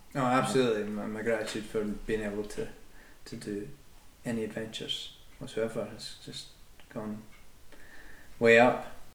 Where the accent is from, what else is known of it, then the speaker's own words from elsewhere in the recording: Scotland, United Kingdom; I'm born and bred in Scotland.